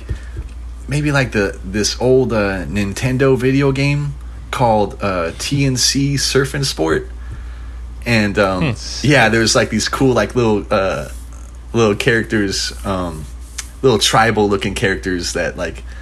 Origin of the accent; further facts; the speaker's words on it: Huntington Beach, California, United States; So I grew up in Huntington Beach, California